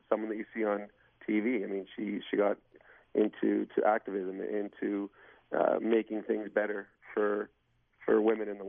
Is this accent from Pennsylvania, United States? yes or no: yes; Pittsburgh, Pennsylvania, United States; I mean, I grew up in Pittsburgh, and, and I had some incredible friends.